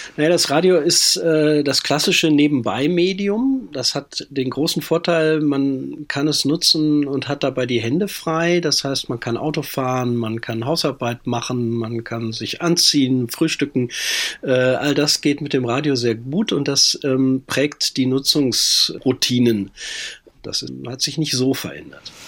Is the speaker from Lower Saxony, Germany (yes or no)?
no; WDR broadcast area, North Rhine-Westphalia, Germany; Also ich bin äh, im Sendegebiet des WDR groß geworden